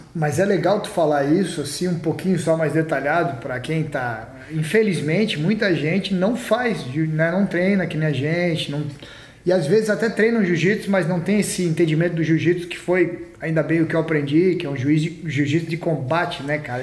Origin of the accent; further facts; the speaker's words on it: Florianópolis, Santa Catarina, Brazil; moved away; eu cresci em Floripa lá